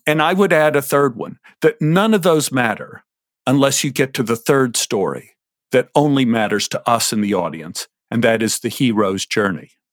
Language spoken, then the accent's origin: English; Dallas, Texas, United States; When I was a little boy growing up in Oak Cliff